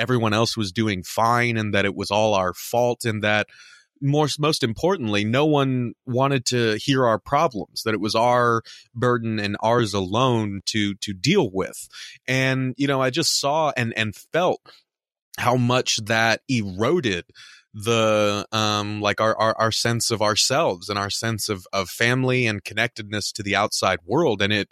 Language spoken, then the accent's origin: English; Southern California, United States; now in Midwest, United States; We're both from Southern California. Now we're in the Midwest.